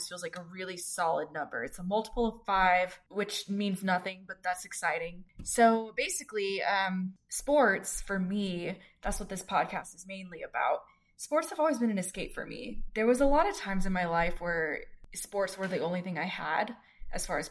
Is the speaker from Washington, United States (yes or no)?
no; Houston, Texas, United States; I grew up in the Houston area